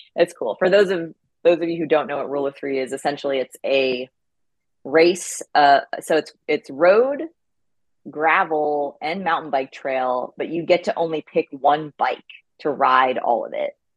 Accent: the Poconos, Pennsylvania, United States; also born or lived in Ithaca, New York; now in Bentonville, United States; I grew up in Pennsylvania in the Poconos

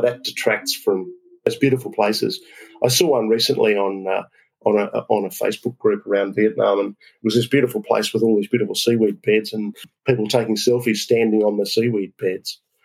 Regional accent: Australia; I'm an Aussie

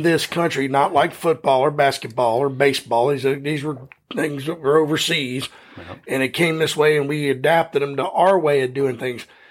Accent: United States; we're all American here

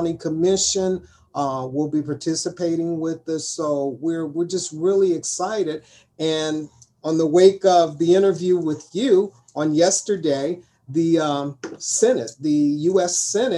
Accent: Cincinnati, Ohio, United States; I am a native Cincinnatian, born and raised in Cincinnati, educated through Cincinnati Public School System, undergraduate and graduate school through University of Cincinnati. I'm an entrepreneur in Cincinnati.

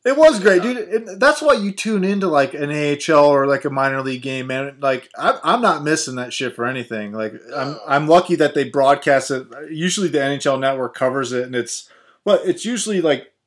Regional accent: Ohio, United States; I grew up here in Ohio, going to Ohio State Buckeyes games

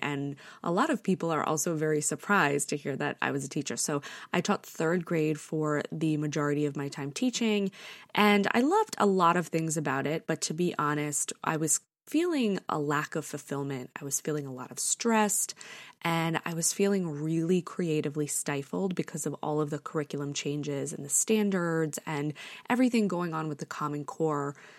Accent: New York, United States; also born or lived in Connecticut; I was born and raised in New York.

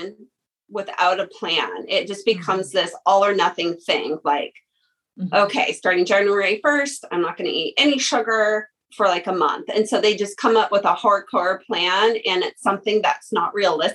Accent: Lewiston, Idaho, United States; I was born and raised here in the Lewis Clark Valley, graduated at Lewiston High School

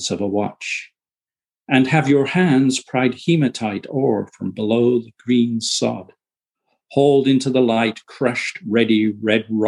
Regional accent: United Kingdom; moved away; I was born in the UK, but my father was a lighthouse keeper and we lived on remote islands.

